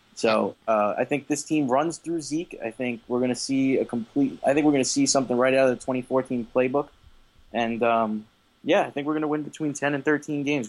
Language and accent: English; New York, United States; being a New Yorker